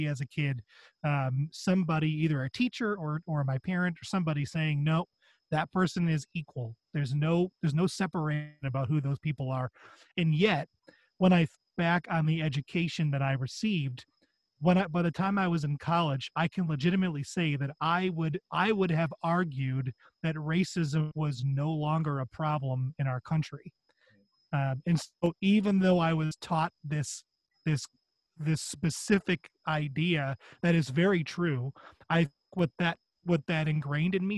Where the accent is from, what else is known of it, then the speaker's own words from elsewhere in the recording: northern Chicago suburbs, Illinois, United States; So I grew up in the Chicago suburbs, the northern Chicago suburbs.